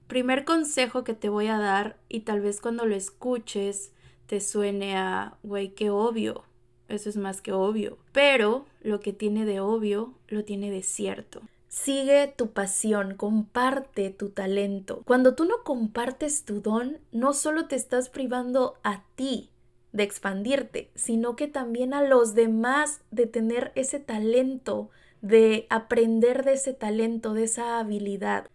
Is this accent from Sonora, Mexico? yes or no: no; Veracruz, Mexico; moved away as an adult; now in Los Angeles, United States; como mexicana en Veracruz